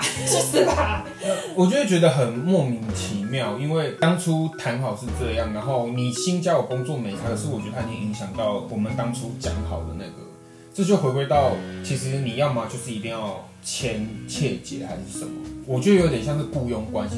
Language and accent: Chinese; Taiwan; 我觉得身为台湾人